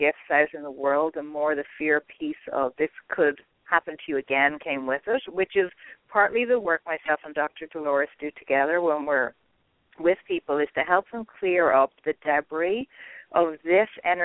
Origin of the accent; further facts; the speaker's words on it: Ireland; I'm Irish